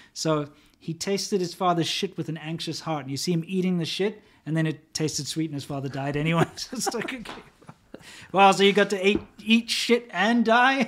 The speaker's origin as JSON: {"language": "English", "country": "United States", "tie": "born or raised there", "said": "as an American who grew up"}